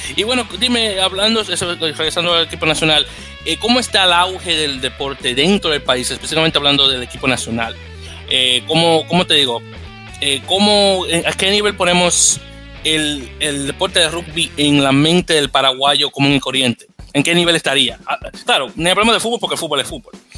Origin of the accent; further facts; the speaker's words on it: United States; como norteamericano que soy